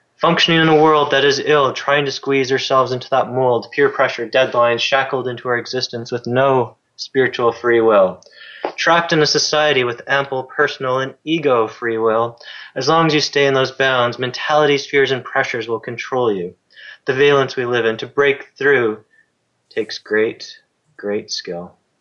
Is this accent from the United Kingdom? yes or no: no; Canada; as a Canadian